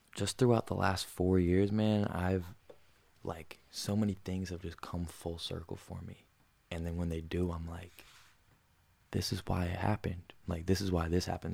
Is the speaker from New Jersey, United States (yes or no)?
yes; New Jersey, United States; Some kids I grew up with in Jersey